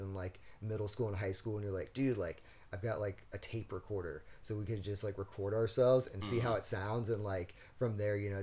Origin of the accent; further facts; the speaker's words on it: Pensacola, Florida, United States; moved away as an adult; also born or lived in Tallahassee, Florida; now in Busan, South Korea; where I grew up in Florida, like, was Pensacola, which is, like, a weird fucking part of Florida